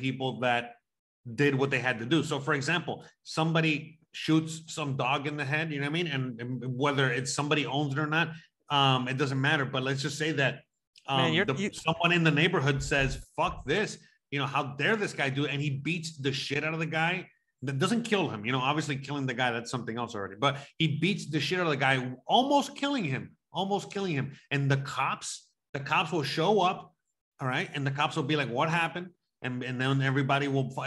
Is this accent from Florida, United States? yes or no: yes; Florida, United States; now in Mexico; I tell people I'm from Florida